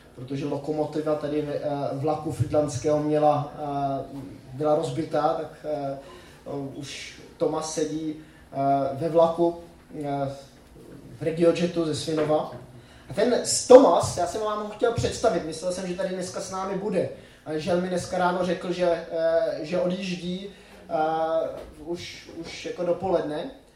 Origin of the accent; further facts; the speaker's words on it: Czechia; moved away; also born or lived in Switzerland; u nás v Čechách